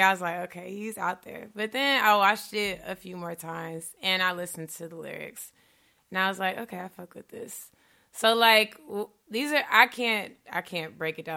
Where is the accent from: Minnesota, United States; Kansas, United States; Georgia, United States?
Georgia, United States; Stone Mountain; moved away as an adult; now in Chicago, United States; I'm from Stone Mountain originally, too. I actually went to high school with his brother